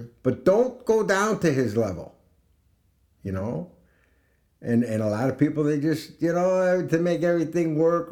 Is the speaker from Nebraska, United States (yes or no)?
no; Chicago, Illinois, United States; I grew up in Chicago